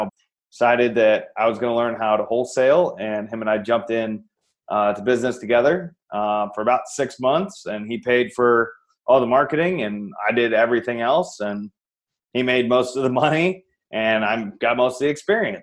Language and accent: English; Iowa, United States; moved away as an adult; now in Phoenix, United States; I'm actually from Iowa. I live in the sunny Phoenix, Arizona now, but I'm from Iowa originally. Born and raised